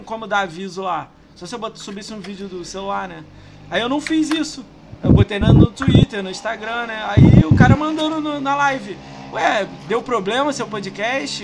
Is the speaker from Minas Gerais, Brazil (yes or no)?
no; Rio de Janeiro, Brazil; also born or lived in São Paulo; now in Niterói, Brazil; Eu morei 10 anos lá, tenho vontade de voltar. Mas eu sou do Rio